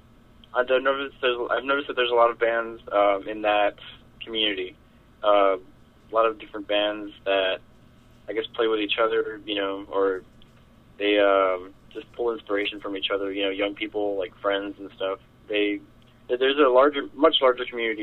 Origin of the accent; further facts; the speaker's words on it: McAllen, Texas, United States; now in Weslaco, United States; I live in Weslaco, Texas. I'm originally from McAllen, but I moved over here with my family a couple of years ago